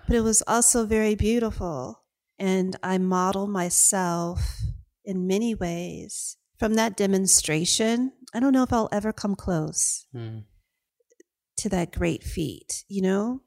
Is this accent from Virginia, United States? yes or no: yes; Hampton, Virginia, United States; accent: Southern drawl; moved away as an adult; also born or lived in Athens, Georgia / Las Vegas; when we moved from Athens, Georgia to the Chesapeake Bay area of Virginia, it was for opportunities. My father um, started a small business in Hampton